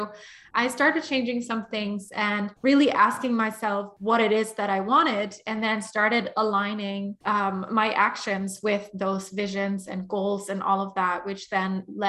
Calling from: London, United Kingdom; I'm tuning in from London.

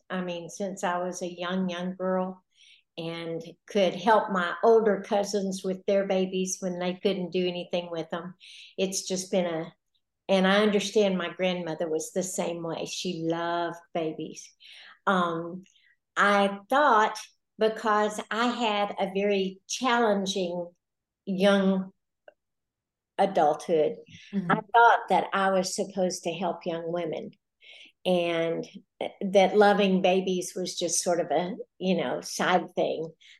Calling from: Valley View, Texas, United States; I am calling from Valley View, Texas. It's a little town in North Texas about this big. And we're close to Gainesville, just south of the Oklahoma border.

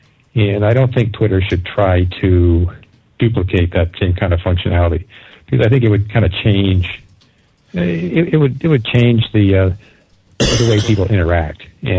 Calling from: Hartford, Connecticut, United States; I'm calling from the Hartford, Connecticut area

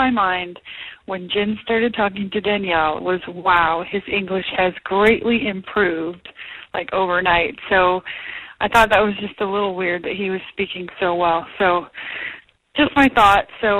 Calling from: Denver, Colorado, United States; from Denver, Colorado

